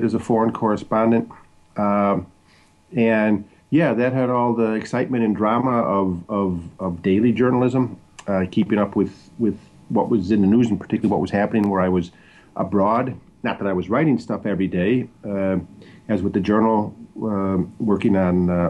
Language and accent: English; Crystal Lake, Illinois, United States; now in Washington, D.C., United States; I'm originally from Crystal Lake, Illinois, in northwest Illinois, northwest of Chicago, northern Illinois